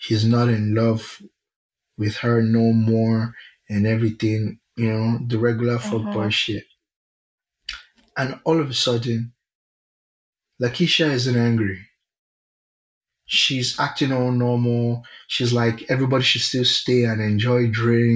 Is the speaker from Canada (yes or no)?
no; Nigeria; I'm very Nigerian